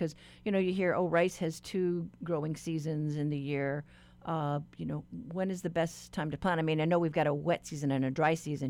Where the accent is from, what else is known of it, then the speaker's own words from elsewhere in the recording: Guam; You know, I grew up in Guam and we had a variety of papaya where the fruit was red